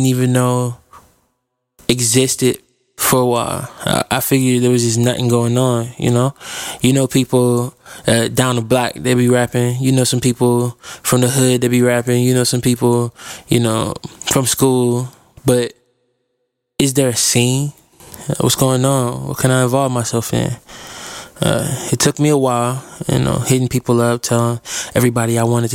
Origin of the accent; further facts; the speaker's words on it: Fort Wayne, Indiana, United States; now in Indianapolis, United States; I'm a rapper from Indianapolis. I was born in Fort Wayne, Indiana, so I guess that's technically where I'm from, but I've been in Indianapolis for a long time now.